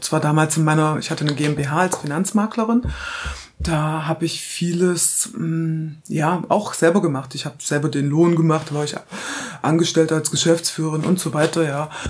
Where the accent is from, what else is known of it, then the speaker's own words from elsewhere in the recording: Halle, Saxony-Anhalt, Germany; ich bin geboren in Halle an der Saale, das ist in Sachsen-Anhalt. Bin da quasi dann bis zu Wendezeiten aufgewachsen.